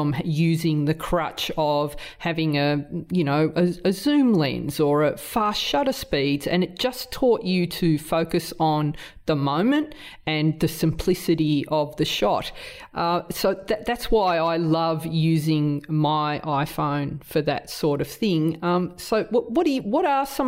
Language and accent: English; Australia; accent: strong Australian; my strong Australian accent